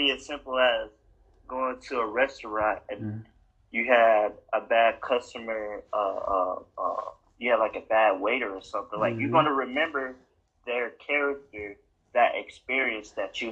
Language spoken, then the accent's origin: English; Wisconsin, United States; moved away as an adult; also born or lived in Iowa; now in Las Vegas, United States; I'm from Wisconsin